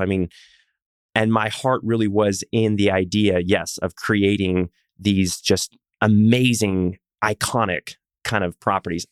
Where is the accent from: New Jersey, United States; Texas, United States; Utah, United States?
Texas, United States; also born or lived in Pacific Northwest; I'm a Texan